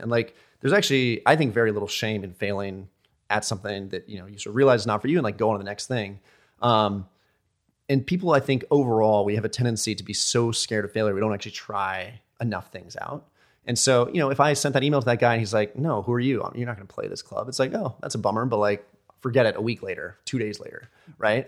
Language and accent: English; United States; I'm American D J